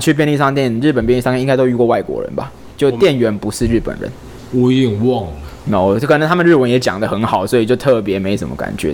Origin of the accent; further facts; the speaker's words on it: Taiwan; 我们台湾人去那语言学校之前不需要考什么试